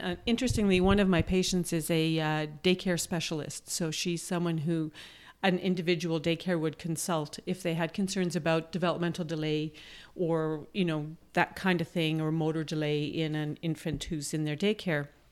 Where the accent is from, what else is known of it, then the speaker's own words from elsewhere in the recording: Manitoba, Canada; now in Toronto, Canada; I'm from Manitoba